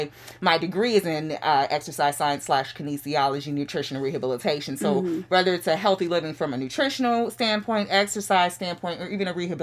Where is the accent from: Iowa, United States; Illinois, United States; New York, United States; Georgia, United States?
Illinois, United States; Chicago; moved away as an adult; I am originally from Chicago, Chicago South Side, the Inglewood community.